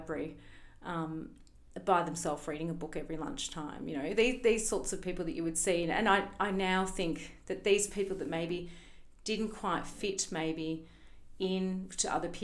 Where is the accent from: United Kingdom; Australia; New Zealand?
Australia; Melbourne, Victoria; moved away; I'm actually from Melbourne originally.